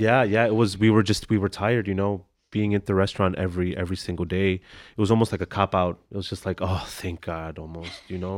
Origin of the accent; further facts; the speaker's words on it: Chicago, Illinois, United States; I grew up in McKinley Park